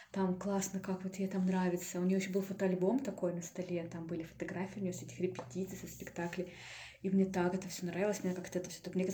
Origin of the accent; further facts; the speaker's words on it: Kurgan, Kurgan Oblast, Russia; now in Yekaterinburg, Russia; потому что я приехала же из Кургана в Екатеринбург, и э, тут не было у меня никаких друзей.